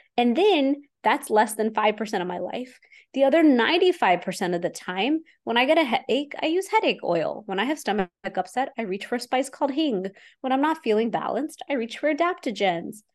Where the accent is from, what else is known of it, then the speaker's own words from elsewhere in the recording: Houston, Texas, United States; I'm an Indian woman from Houston, Texas. And so I grew up in the East and the West at the same time